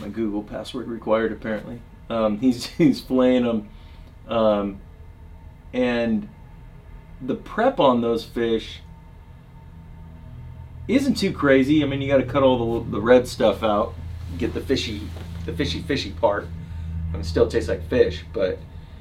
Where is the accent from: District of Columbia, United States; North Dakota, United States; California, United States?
California, United States; Northern; now in Oregon, United States; I grew up in Northern California. I moved to Oregon in 95